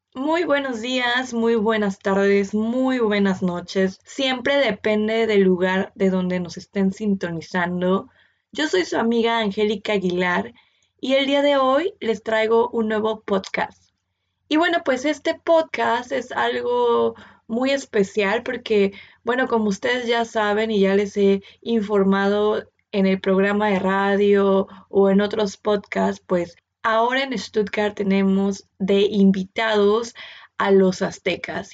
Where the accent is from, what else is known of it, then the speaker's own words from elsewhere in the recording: Mexico City, Mexico; moved away; yo vengo de Ciudad de México